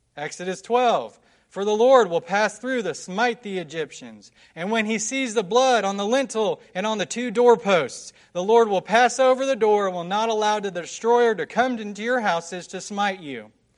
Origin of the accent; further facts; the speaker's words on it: West Jefferson, North Carolina, United States; I'm from West Jefferson in Nash County, North Carolina. It's a small little mountain town